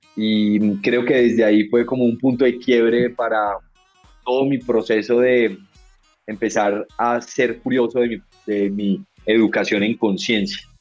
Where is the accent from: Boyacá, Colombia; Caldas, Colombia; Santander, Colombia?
Caldas, Colombia; Manizales; moved away as an adult; also born or lived in United States; now in Bogotá, Colombia; Yo nací en Manizales, me crié toda mi vida hasta los 18 años en Manizales